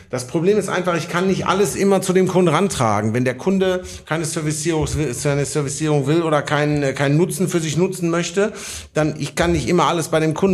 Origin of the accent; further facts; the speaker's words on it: Oberhausen, North Rhine-Westphalia, Germany; Also für jemanden, der nicht aus Bottrop kommt, ich komme aus Oberhausen, ich kenne Oberhausen genauso gut wie Bottrop, ungefähr gar nicht.